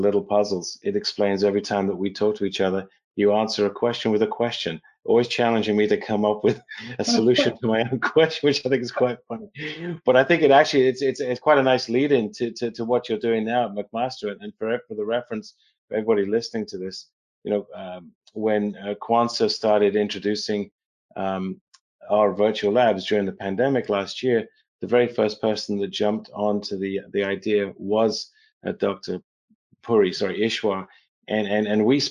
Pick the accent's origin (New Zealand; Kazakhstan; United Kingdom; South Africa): United Kingdom; England; I was born in England